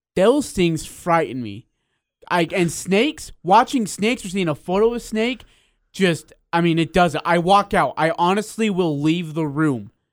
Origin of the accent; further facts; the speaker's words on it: India; moved away; I was born in India